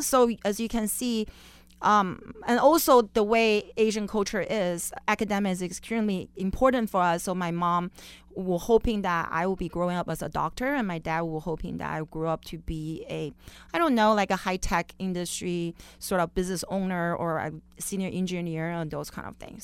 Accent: Beijing, China; also born or lived in Las Vegas, Nevada; now in Orange County, United States; I was born and raised in Beijing, China

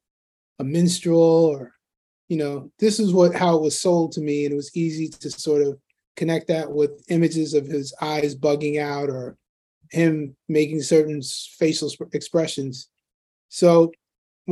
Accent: New York City, New York, United States; I grew up in Queens, New York

